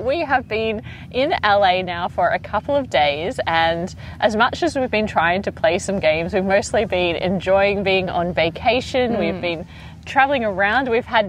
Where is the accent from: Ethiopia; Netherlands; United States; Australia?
Australia; everyone we tell that we're from Australia